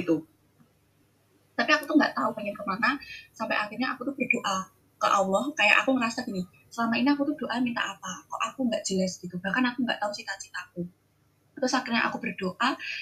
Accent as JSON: {"language": "Indonesian", "region": "Java", "country": "Indonesia", "lives_now": "Jember, Indonesia", "said": "aku gadis Jawa"}